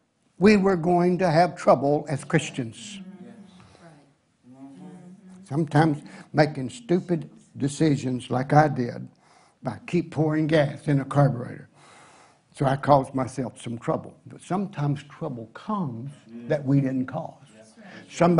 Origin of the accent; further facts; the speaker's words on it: Tennessee, United States; I'm a redneck from Tennessee